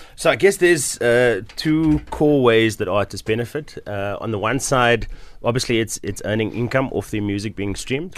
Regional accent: Cape Town, Western Cape, South Africa; also born or lived in Bonteheuwel, Cape Town; I grew up in Mitchells Plain

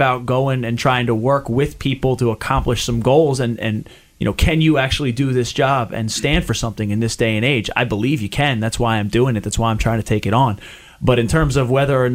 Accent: Chester County, Pennsylvania, United States; I grew up in Chester County, kind of just outside of the district

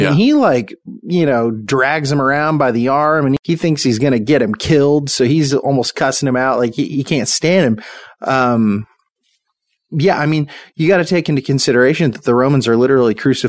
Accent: United States; how would we have responded as American people?

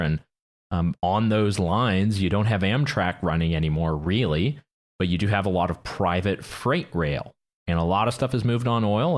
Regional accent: Canada; I did my part as a Canadian citizen who has a vote

